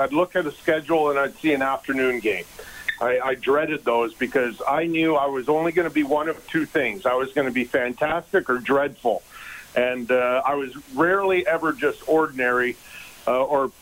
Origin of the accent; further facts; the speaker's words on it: Edmonton, Alberta, Canada; moved away as an adult; also born or lived in Los Angeles; growing up in Edmonton